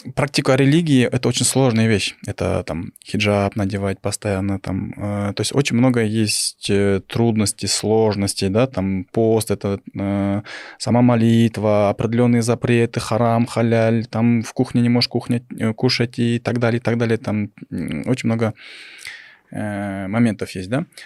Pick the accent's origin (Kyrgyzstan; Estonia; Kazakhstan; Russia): Kyrgyzstan; мы, Кыргыздарбыз, мы в этой жили, у нас там своей, своя богатая философия